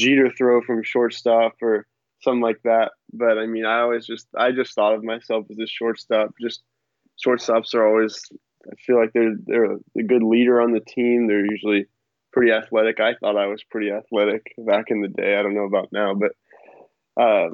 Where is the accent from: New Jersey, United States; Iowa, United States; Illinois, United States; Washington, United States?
Washington, United States; Longview; I grew up in Longview